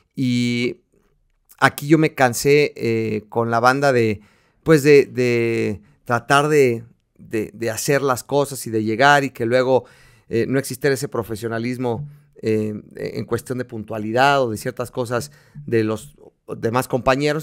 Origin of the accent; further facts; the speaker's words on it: Mexico; soy mexicano, eh, amo mi país